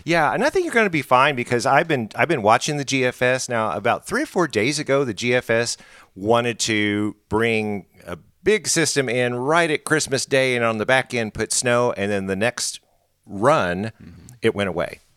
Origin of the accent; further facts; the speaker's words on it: Springfield, Missouri, United States; I'm from Springfield